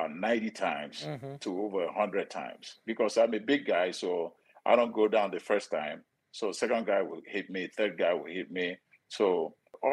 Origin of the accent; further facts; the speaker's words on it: Nigeria; moved away as an adult; now in United States; I'm from Nigeria, poor family from Nigeria